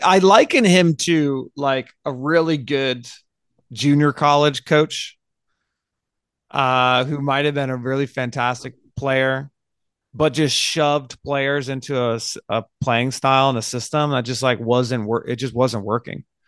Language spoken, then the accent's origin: English; United States; we're American